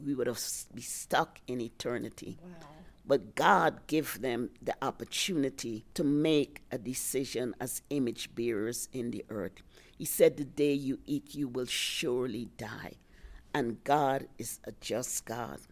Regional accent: Guyana; also born or lived in New York, United States / Virginia, United States; now in Colorado, United States; I'm originally from British Guiana, South America

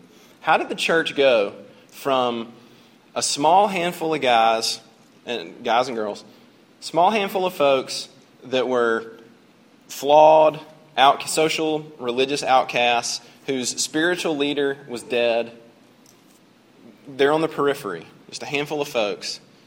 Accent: United States; I'm an American

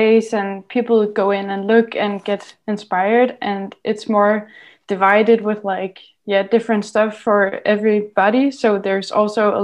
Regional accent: Odense, Southern Denmark, Denmark; moved away as an adult; now in Sønderborg, Denmark; I come from Odense here in Denmark

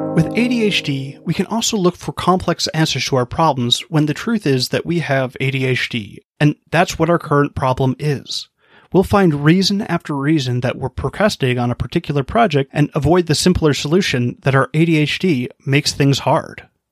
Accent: Hawaii, United States; I grew up in Hawaii

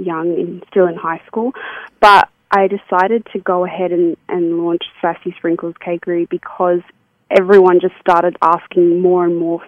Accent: Sydney, New South Wales, Australia; I'm from Sydney

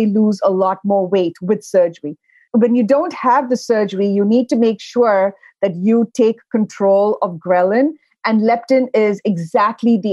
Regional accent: India; moved away; Growing up, I grew up in India

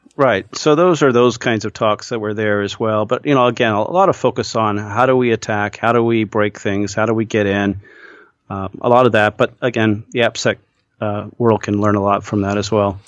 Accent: Midwest, United States; I grew up in the Midwest

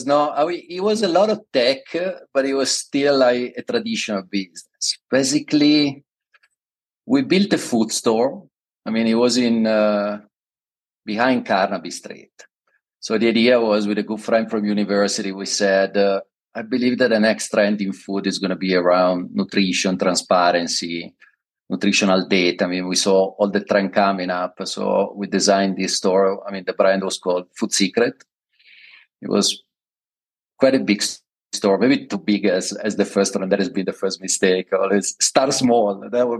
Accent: London, United Kingdom; English is a second language; also born or lived in Milan; I'm originally from Milan, moved to London when I was very young. I did all my university, master, PhD, all my study and education in London. I think I spent over 22 years there, so I feel myself a lot of a Londoner and less of an Italian

